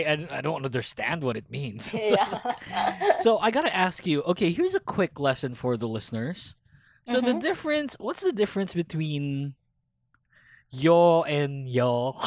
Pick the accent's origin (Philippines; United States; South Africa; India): Philippines; I'm Filipino and I can't understand Tagalog.